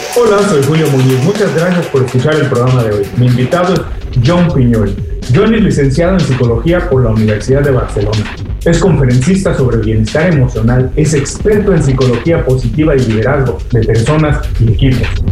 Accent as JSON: {"language": "Spanish", "country": "Mexico", "said": "Soy mexicano"}